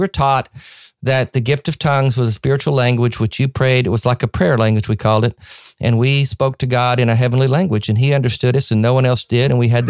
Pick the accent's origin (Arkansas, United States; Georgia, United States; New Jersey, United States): Arkansas, United States; I grew up in Arkansas